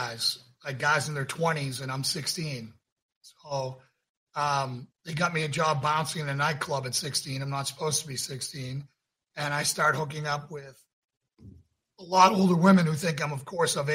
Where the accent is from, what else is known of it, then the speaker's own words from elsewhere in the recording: Northeast, United States; now in Johnson City, United States; I was raised in the Northeast